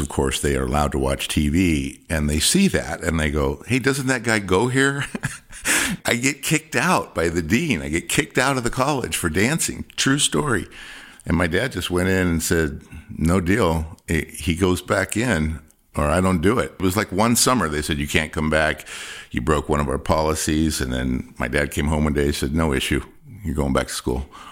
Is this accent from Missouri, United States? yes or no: no; Compton, California, United States; also born or lived in Indiana / Long Beach, California; I was raised in Compton, California, till I was about fourteen years old.